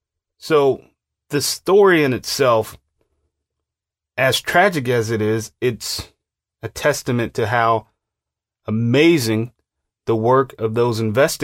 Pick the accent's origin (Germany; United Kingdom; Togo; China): Germany; born there; Keep in mind, I was born in Germany to a U.S. soldier.